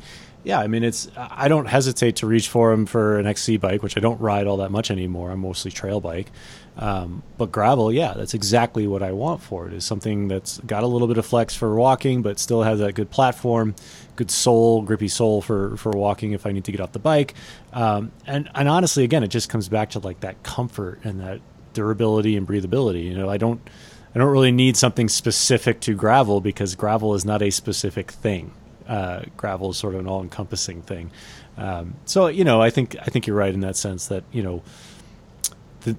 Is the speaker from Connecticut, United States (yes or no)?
yes; Connecticut, United States; now in Boulder, United States; I'm from Connecticut